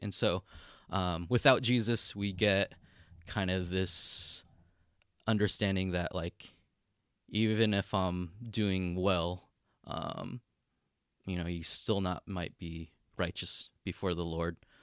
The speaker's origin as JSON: {"language": "English", "country": "United States", "moved": "as an adult", "lives_now": "Kyoto, Japan", "said": "I'm Chinese American, not even Japanese"}